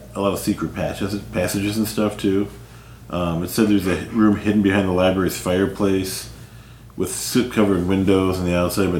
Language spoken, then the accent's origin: English; North Carolina, United States; I mean, there's an area where I grew up in North Carolina.